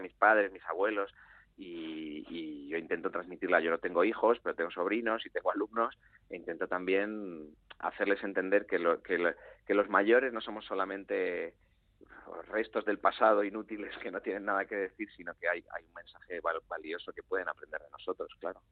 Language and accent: Spanish; Galicia, Spain; la de mi tierra, ¿no? que es la gallega